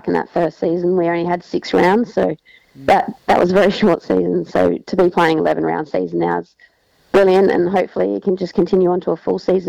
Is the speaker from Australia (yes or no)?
yes; Long Plains, South Australia, Australia; now in Thompson Beach, Australia; I grew up on a farm at Long Plains with my mum and dad and brother and sister, and then spent pretty much my whole life there. I'm now living in Thompson Beach with my partner, Andrew, and we've just been here for a few years